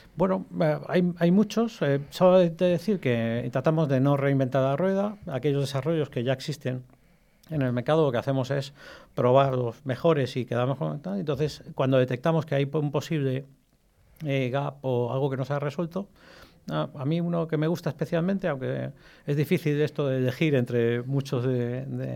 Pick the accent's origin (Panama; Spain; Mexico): Spain; also born or lived in Egypt / Albacete; en realidad soy nacido en Egipto. Ah, llevo toda mi vida viviendo en, España, vine con menos de un año